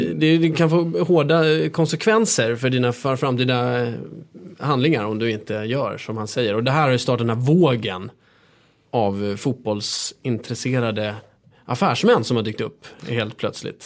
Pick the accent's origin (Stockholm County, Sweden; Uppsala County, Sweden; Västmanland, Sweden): Stockholm County, Sweden; Stockholm; jag är uppväxt här i Stockholm